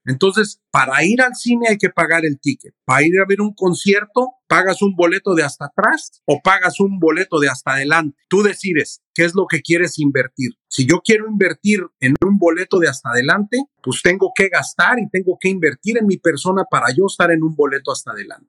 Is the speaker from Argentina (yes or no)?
no; Mexico City, Mexico; now in United States; yo soy de México, yo vine de la Ciudad de México